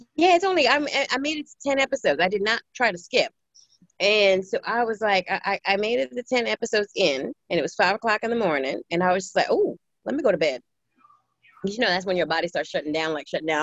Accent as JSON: {"language": "English", "town": "New York City", "region": "New York", "country": "United States", "tie": "born or raised there", "moved": "yes", "lives_now": "Maryland, United States", "said": "I grew up in Brooklyn, New York."}